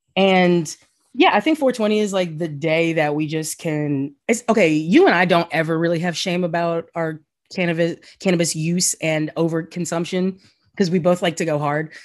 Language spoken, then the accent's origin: English; the South, United States; now in New York, United States; the feeling as a Southerner